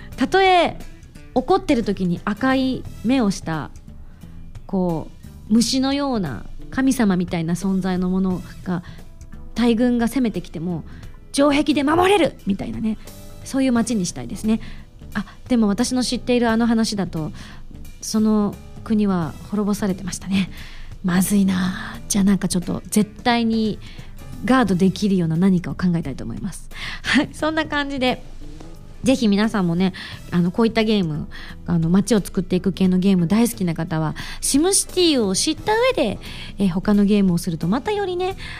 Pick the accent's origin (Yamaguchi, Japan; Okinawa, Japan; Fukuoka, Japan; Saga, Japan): Yamaguchi, Japan; moved away; 私の地元も山口